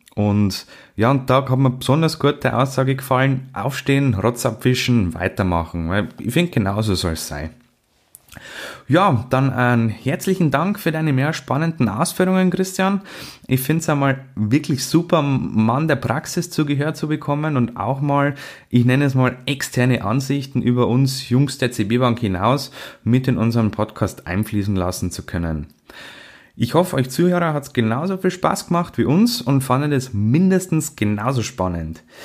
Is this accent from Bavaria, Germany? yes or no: yes; Bavaria, Germany; bei uns in Bayern